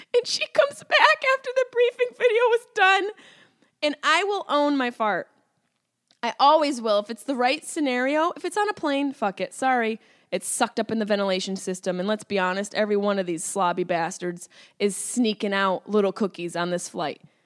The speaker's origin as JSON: {"language": "English", "town": "Syracuse", "region": "New York", "country": "United States", "accent": "Syracuse", "said": "my Syracuse accent came out."}